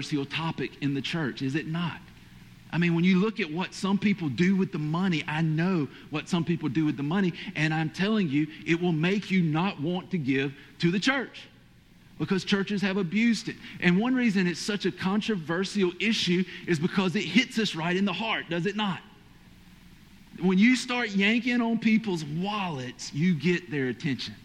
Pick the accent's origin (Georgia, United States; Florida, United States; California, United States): Georgia, United States; accent: Georgia/Hispanic